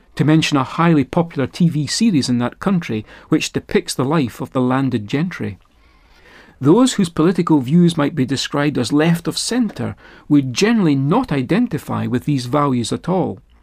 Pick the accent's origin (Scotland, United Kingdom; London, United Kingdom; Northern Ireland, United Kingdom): Scotland, United Kingdom; I was raised on the north side of the border that divides Scotland and England